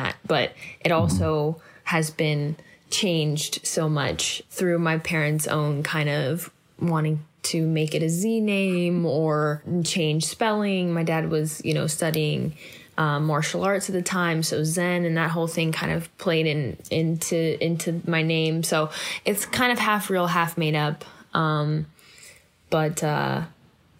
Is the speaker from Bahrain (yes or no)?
no; Oakland, California, United States; I was born and raised in Oakland, California